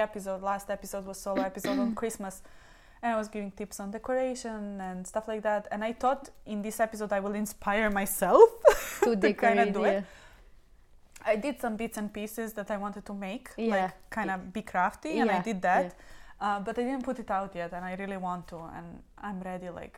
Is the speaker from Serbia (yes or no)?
yes; Belgrade, Serbia; now in Dublin, Ireland; we are coming from Belgrade, don't get me wrong, we are coming from a capital of Serbia